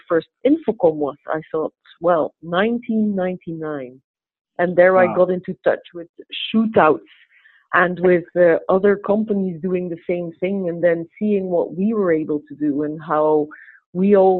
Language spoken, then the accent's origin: English; Kortrijk, Flanders, Belgium; also born or lived in England; I was born and raised in Kortrijk